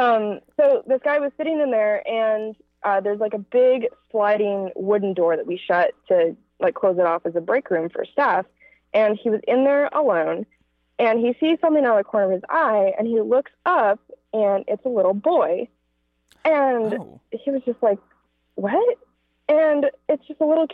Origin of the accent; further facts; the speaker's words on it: Arizona, United States; now in Los Angeles, United States; Originally, I'm from Arizona, but right now I live in Los Angeles, California